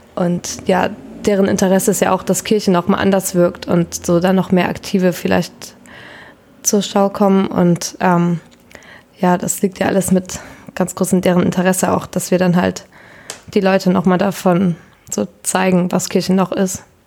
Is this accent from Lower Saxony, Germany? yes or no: yes; Berne, Lower Saxony, Germany; ich komme auch aus der Wesermarsch und da aus Berne